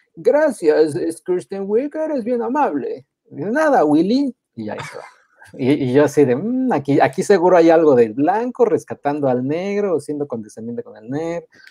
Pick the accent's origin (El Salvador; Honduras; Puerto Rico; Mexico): Mexico; yo de México